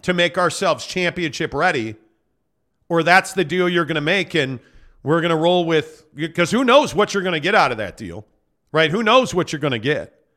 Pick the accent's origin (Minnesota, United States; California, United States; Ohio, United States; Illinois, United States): Illinois, United States; Chicago; a Bulls fan for me growing up in Chicago.